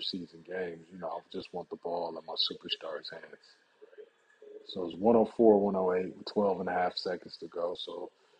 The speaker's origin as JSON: {"language": "English", "region": "Michigan", "country": "United States", "said": "I'm from the Midwest. I'm from Michigan"}